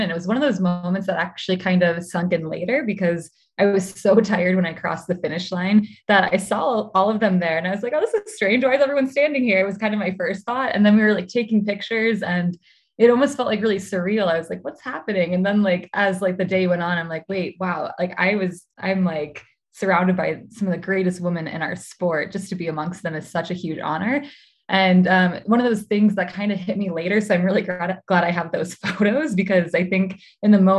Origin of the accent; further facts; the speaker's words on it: Midwest, United States; also born or lived in Milwaukee; Yeah, so I was born in Milwaukee and grew up um, a bit all over the Midwest.